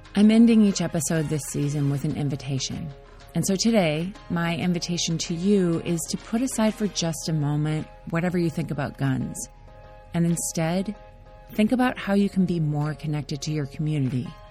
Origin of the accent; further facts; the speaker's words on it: Minnesota, United States; I grew up in Minnesota